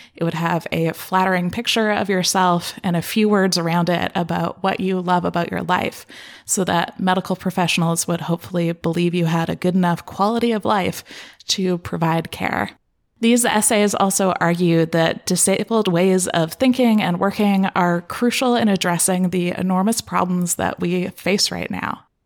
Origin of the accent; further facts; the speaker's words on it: Canada; being Canadian